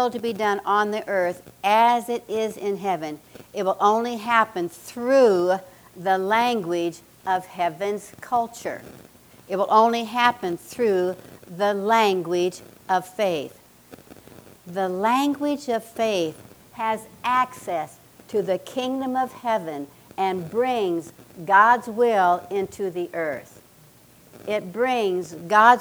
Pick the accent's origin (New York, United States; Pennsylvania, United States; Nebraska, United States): Nebraska, United States; I grew up in Nebraska. I'm a Cornhusker